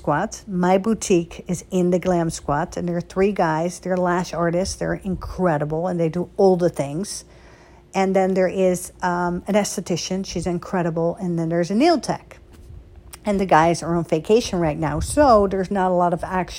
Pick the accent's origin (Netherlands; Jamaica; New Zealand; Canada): Netherlands; also born or lived in Beverly Hills; now in United States; I was born and raised in Holland, right? And then I came to America